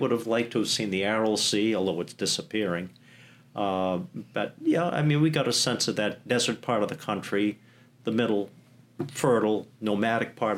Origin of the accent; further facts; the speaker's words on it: United States; like most Americans, stood out like a sore thumb in Uzbekistan.